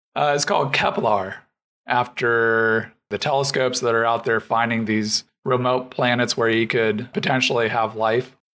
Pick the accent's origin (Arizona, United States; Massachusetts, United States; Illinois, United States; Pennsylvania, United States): Arizona, United States; also born or lived in North Carolina; now in Atlanta, United States; I was born and raised in Arizona, and then I lived in North Carolina for a good while. But now I'm in Atlanta